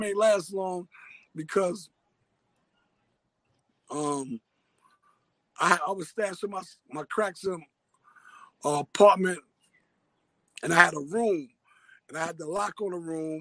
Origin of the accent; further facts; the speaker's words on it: New York City, New York, United States; I'm born and raised in Harlem, Harlem Hospital, through and through. I'm Harlem all the way out